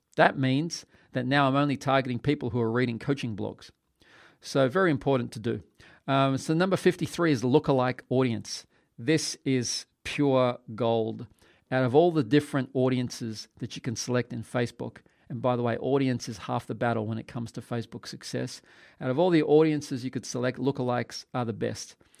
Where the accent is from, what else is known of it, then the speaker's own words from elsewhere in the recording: Australia; I'm from Australia